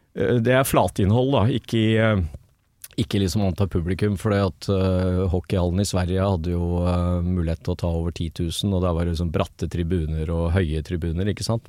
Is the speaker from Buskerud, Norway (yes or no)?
yes; Drammen, Buskerud, Norway; moved away as an adult; also born or lived in Oslo; hjembyen min Drammen.